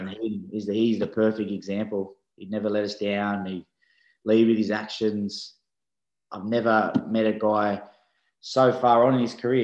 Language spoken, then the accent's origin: English; Sydney, New South Wales, Australia; accent: Aussie; moved away as an adult; now in England; I grew up in Belmore, which is smack bang in the middle of the Bulldogs